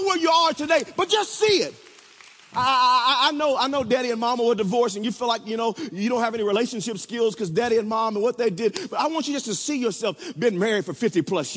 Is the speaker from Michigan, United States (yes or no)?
no; Wewoka, Oklahoma, United States; when I was growing up in Wewoka, Oklahoma